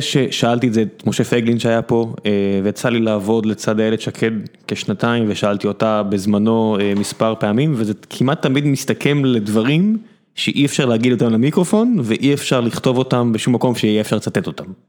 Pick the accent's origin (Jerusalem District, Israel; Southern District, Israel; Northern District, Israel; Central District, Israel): Southern District, Israel; Beersheba; now in Tel Aviv, Israel; אני נולדתי בבאר שבע, עברתי לתל אביב